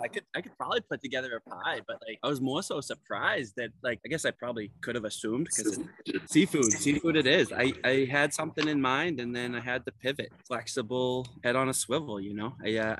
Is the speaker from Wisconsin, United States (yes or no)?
no; Boston, Massachusetts, United States; also born or lived in Cape Cod; No, I'm not from Saugus. Originally from Hyde Park.